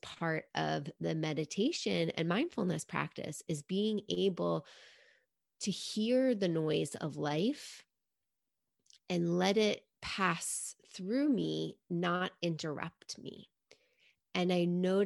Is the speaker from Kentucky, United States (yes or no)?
no; New York City, New York, United States; growing up in New York City